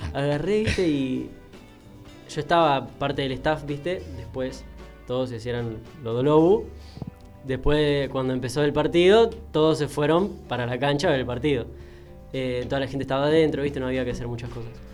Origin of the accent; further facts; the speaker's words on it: Banfield, Buenos Aires Province, Argentina; yo sí soy de acá de Banfield